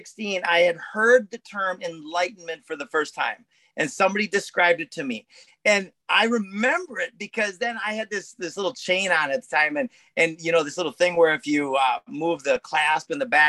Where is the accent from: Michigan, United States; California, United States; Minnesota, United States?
Minnesota, United States; I'm from Minnesota